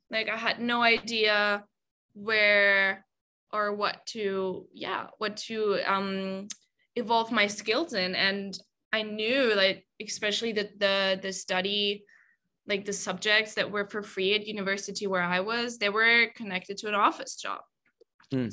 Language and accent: English; Germany; moved away as an adult; I'm originally from Germany. Um, I've been away from Germany for about, oh, I can't even calculate, maybe like six years, five, six years.